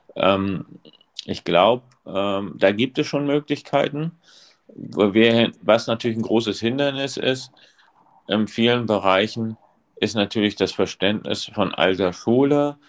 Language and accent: German; East Germany, Germany; now in Rostock, Germany; ich komme aus der DDR. Und oder bin in der DDR sozialisiert worden